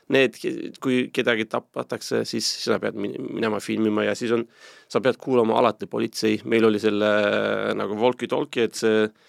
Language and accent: Estonian; Turkey; Estonian is a second language; moved away as an adult; also born or lived in Istanbul, Turkey; now in Estonia; mina kasvasin selle Musta mere äärest äh, Istanbulis kolmsada kilti kaugel ühes linnas